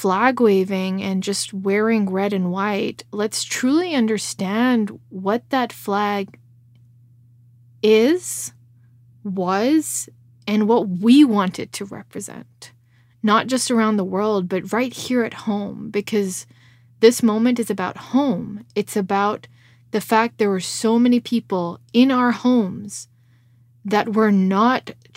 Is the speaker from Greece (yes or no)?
no; Canada; that's where I'm at as a Canadian